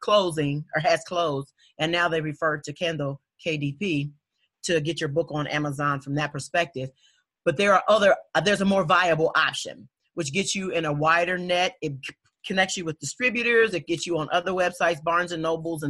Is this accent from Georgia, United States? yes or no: no; Dayton, Ohio, United States; born or raised there